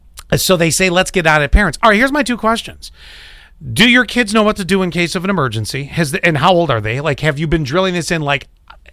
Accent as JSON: {"language": "English", "town": "Kenmore", "region": "New York", "country": "United States", "tie": "born or raised there", "moved": "yes", "said": "75 Meadow Lane, Kenmore, New York, 14. I don't remember the zip. It's been a lot of years."}